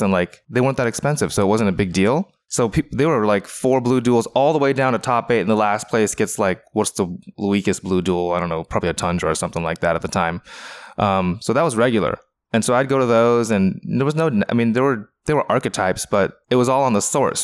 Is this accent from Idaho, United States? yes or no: no; Renton, Washington, United States; I grew up in in, uh, Renton, Washington